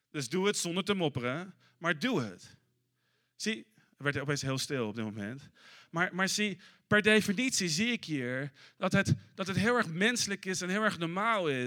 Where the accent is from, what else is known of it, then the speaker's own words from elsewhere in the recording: Netherlands; ik, als Nederlander ben je snel geneigd om te denken: ah, dat is enigszins nep.